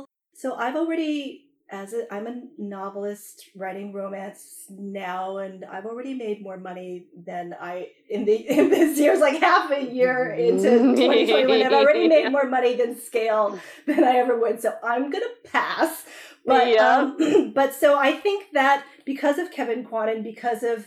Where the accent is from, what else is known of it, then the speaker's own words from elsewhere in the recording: Canada; moved away as an adult; now in Los Angeles, United States; I grew up in Canada, and I as soon as I moved to LA, like in my 20s